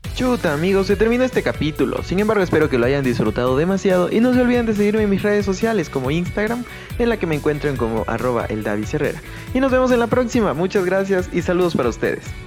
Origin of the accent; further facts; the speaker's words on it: Ecuador; mi país, Ecuador.